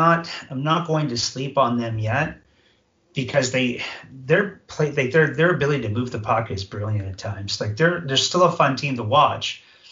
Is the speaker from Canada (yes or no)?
yes; Canada; because I'm Canadian, and that comes out.